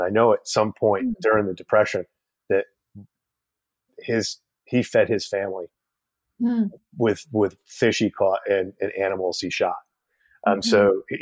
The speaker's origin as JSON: {"language": "English", "town": "Middletown", "region": "New York", "country": "United States", "tie": "born or raised there", "said": "my hometown, Middletown, New York"}